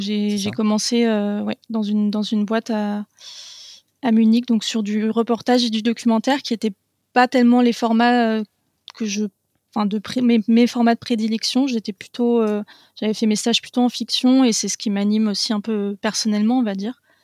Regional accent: Paris region, Île-de-France, France; j'ai grandi en région parisienne

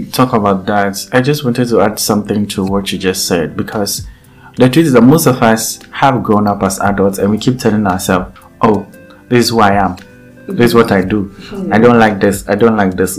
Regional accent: Eastern Region, Ghana; English is a second language; When I come from Edukomekuapem, I speak Chiripon

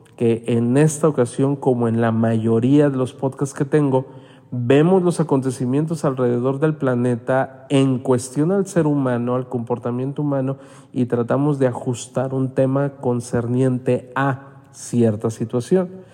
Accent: Mexico; no me había tocado ver en mi país esa situación de salud

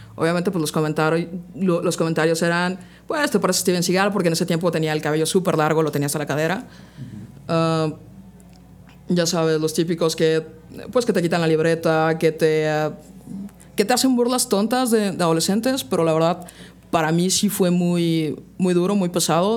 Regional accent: Puebla, Mexico; Yo soy de aquí de la ciudad de Puebla. Llevo 30 años viviendo acá.

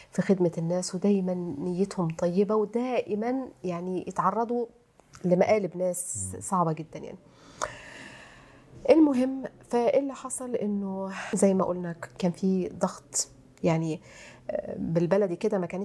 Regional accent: Egypt; الكلمه دي عندنا في مصر

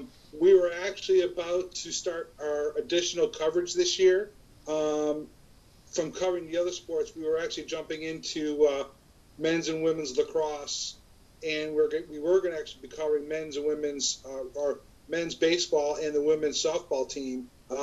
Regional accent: Ireland; I'm forever Irish, no matter what happens.

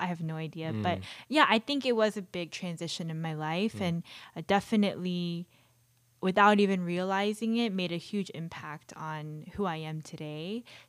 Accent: Marietta, Georgia, United States; Well, I grew up in East Cobb, Marietta, and that was the only rink at the time.

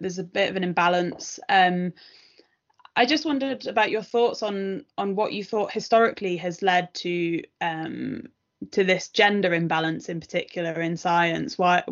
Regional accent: near Manchester, North West England, United Kingdom; I grew up near Manchester

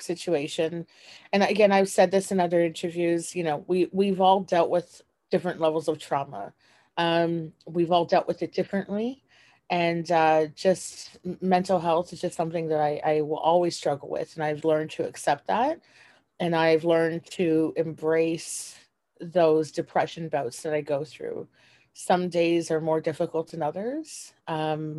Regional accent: Toronto, Ontario, Canada; I'm from Toronto, Canada

